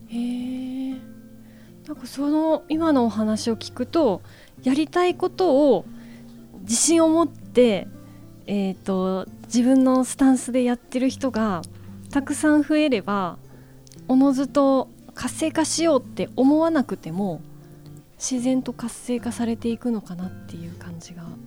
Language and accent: Japanese; Kansai, Japan; now in Numazu, Japan; 私も、えーと、と関西出身でして